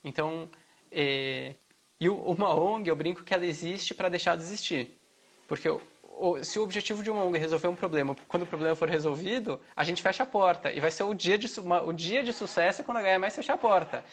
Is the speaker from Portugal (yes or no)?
no; São Paulo, Brazil; moved away as an adult; also born or lived in Rio Claro / Mato Grosso; now in Goiânia, Brazil; eu sou de São Paulo, morei já no interior, fiz faculdade em Rio Claro, no interior